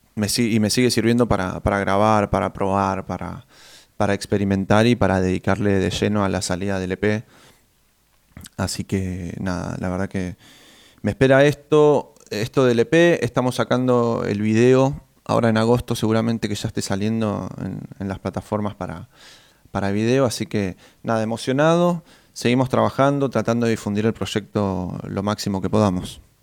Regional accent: Neuquén, Argentina; moved away as an adult; now in Buenos Aires, Argentina; Yo soy de Neuquén Capital pero desde el 2017, que ya estoy eh, radicado en Capital Federal

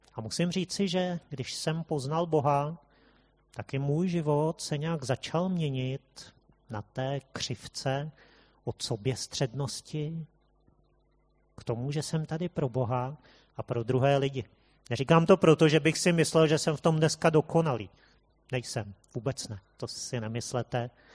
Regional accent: Prague, Czechia; jsme tady Pražáci

